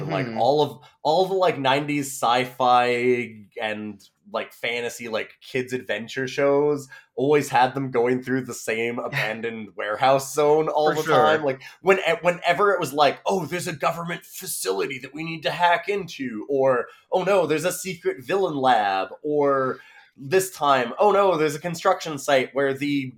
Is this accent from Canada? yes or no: yes; Canada; I'm Canadian